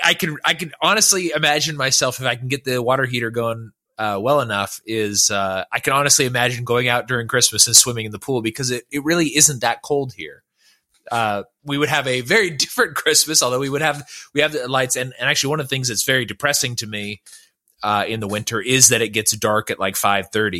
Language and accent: English; Northern California, United States; I was born in California, Southern California, and then was transferred up to Northern California when I was an infant